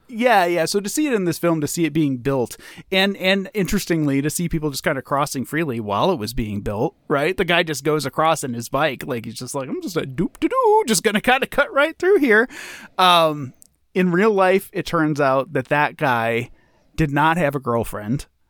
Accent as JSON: {"language": "English", "country": "United States", "said": "as an American"}